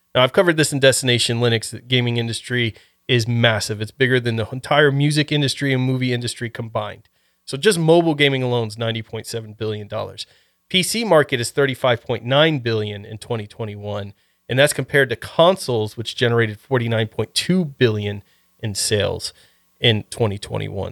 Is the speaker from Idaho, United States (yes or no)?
no; Ohio, United States; moved away; I was originally from Ohio